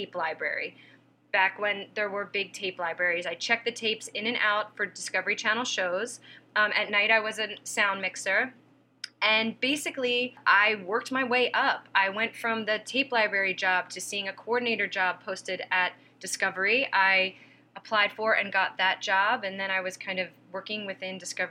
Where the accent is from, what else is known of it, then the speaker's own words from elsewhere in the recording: Pennsylvania, United States; moved away; I'm from Pennsylvania. I wasn't raised with any kind of concept of the entertainment industry